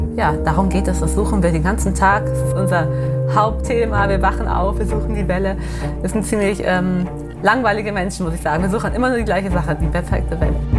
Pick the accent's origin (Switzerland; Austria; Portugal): Portugal; Sagres, Algarve; also born or lived in Germany; Ich bin hier geboren, ich habe mein ganzes Leben lang hier, ge also hier gelebt